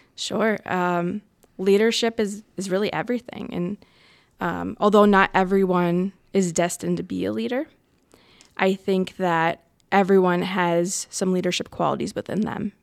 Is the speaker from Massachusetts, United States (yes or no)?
no; Connecticut, United States; moved away as an adult; also born or lived in Asuncion, Paraguay; now in Rhode Island, United States; I grew up in Connecticut